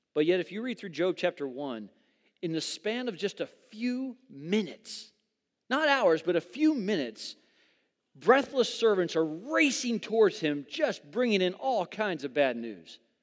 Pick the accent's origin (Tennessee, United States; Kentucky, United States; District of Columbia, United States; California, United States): California, United States; Southern; moved away as an adult; I grew up in Southern California.